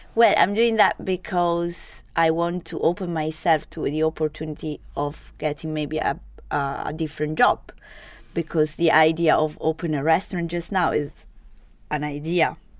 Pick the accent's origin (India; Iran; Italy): Italy; Genoa, Liguria; English is a second language; moved away as an adult; also born or lived in Sardinia; now in Edinburgh, United Kingdom; I was born to, uh, in Genova, so it's the north part